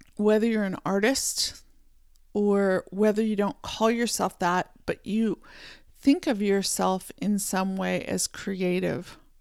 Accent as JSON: {"language": "English", "region": "Pennsylvania", "country": "United States", "tie": "born or raised there", "said": "I was born in Pennsylvania in the United States, and I, uh, grew up, uh, riding horses"}